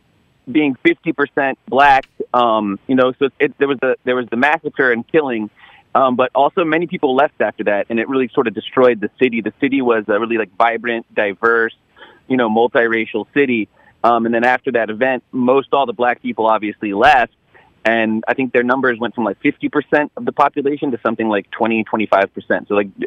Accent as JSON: {"language": "English", "town": "Raleigh", "region": "North Carolina", "country": "United States", "tie": "born or raised there", "said": "Yeah, I grew up in Raleigh, and I had never heard anything about this."}